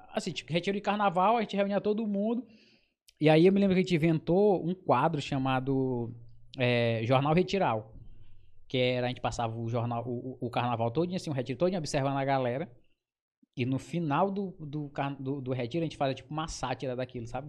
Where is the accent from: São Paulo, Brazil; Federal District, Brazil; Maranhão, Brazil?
Maranhão, Brazil; Cururupu; moved away; also born or lived in Pinheiro / Rio de Janeiro / São Luís; eu sou da Ilha dos Lençóis, de Cururupu. E aí eu nasci lá